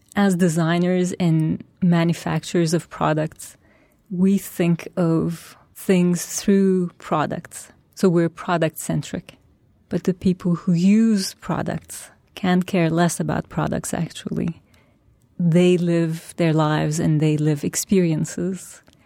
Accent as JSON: {"language": "English", "country": "Turkey", "tie": "born or raised there", "moved": "yes", "lives_now": "New York, United States", "said": "my roots are in Turkey. That's my past. That's where, where I grew up and that's my culture, my family"}